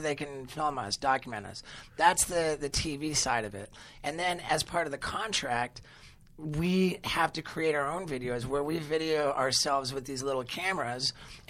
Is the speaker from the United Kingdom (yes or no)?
yes; England, United Kingdom; I grew up mostly in England